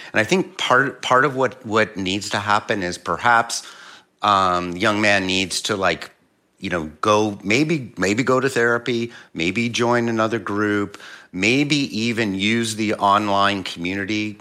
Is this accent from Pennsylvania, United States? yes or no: yes; Philadelphia, Pennsylvania, United States; I'm, I'm originally from Philly.